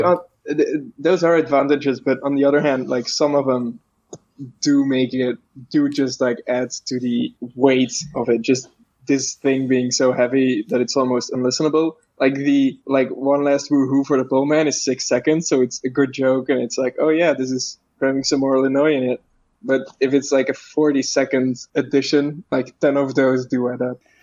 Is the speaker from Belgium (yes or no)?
yes; Belgium; I am Belgium, uh, and so I'm not American